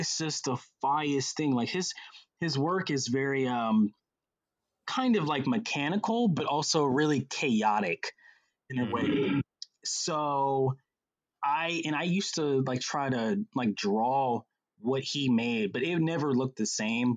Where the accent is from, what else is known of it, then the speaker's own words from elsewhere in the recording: Atlanta, Georgia, United States; also born or lived in Charleston, South Carolina; I was 6 years old when we moved to Atlanta from Charleston, South Carolina. And when we got here